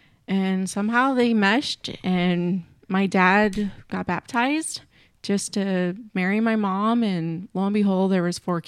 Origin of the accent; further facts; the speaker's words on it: Michigan, United States; So I was born in the religion. I was born in Michigan, 1984.